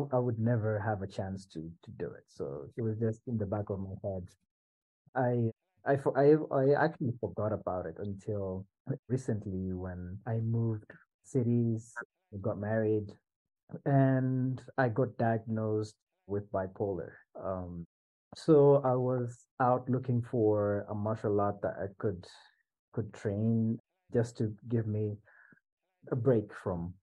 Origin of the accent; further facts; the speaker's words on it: Swahili Coast, Kenya; I come from the Swahili coast in Kenya